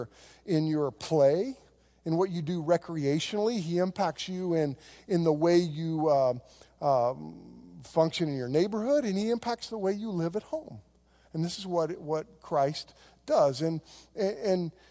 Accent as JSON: {"language": "English", "region": "Oklahoma", "country": "United States", "tie": "born or raised there", "said": "I grew up on land in Oklahoma that we got in a land run."}